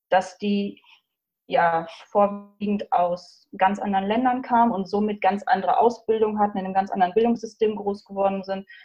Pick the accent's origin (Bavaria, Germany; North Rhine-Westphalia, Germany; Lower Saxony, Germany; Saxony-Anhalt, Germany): North Rhine-Westphalia, Germany; Iserlohn